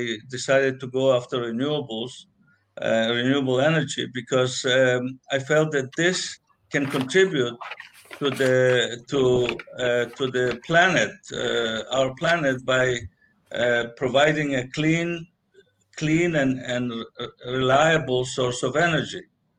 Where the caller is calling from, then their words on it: Los Angeles, California, United States; But I'm joining from Los Angeles, California.